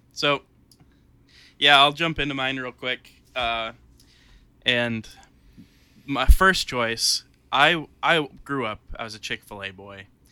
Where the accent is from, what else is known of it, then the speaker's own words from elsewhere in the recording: Warsaw, United States; my hometown